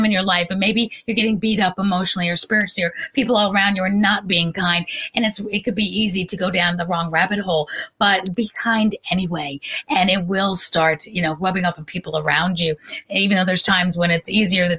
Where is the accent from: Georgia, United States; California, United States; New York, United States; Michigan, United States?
New York, United States; New York City; Growing up in New York City, I was at the Roxy roller rink